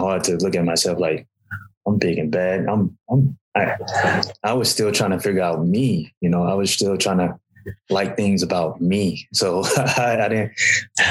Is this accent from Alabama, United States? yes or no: yes; Alabama, United States; I grew up in Alabama